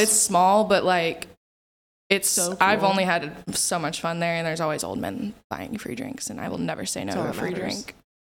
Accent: Kansas City, Missouri, United States; I'm from Kansas City and lived at, like, in the suburbs, wanted to move downtown, live my city girl life, you know.

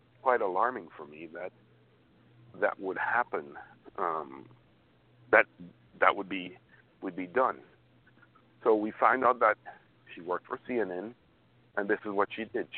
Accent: United States; as an American

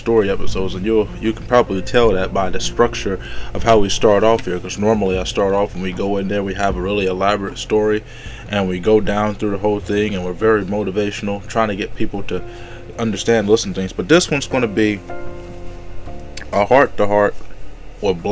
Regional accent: the South, United States; accent: long draw; I'm from the South. We have a long draw in the way that we speak

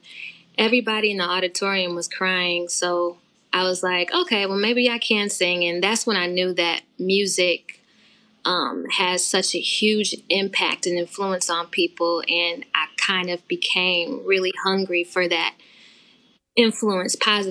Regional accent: Detroit, Michigan, United States; now in Los Angeles, United States; I'm originally from Detroit

